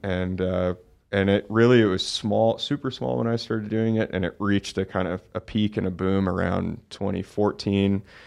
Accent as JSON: {"language": "English", "town": "Oakland", "region": "California", "country": "United States", "tie": "born or raised there", "said": "I grew up in Oakland, California, so pretty big, you know, city"}